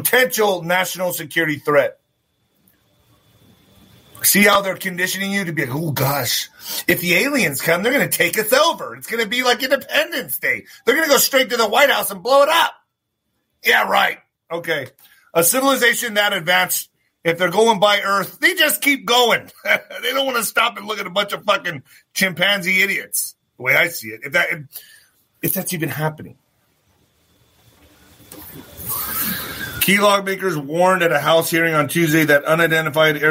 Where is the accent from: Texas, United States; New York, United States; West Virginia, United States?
Texas, United States; El Paso; in El Paso lately in my hometown